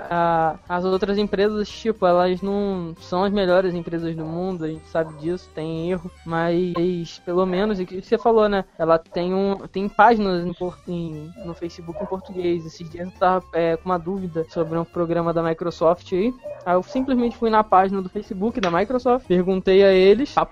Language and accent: Portuguese; Rio de Janeiro, Brazil; eu, eu sou do estado do Rio, né? As Olimpíadas vão ser aqui no estado do Rio